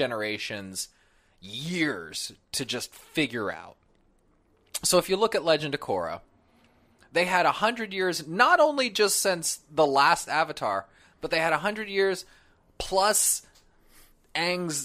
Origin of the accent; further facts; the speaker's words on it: California, United States; moved away; I'm from California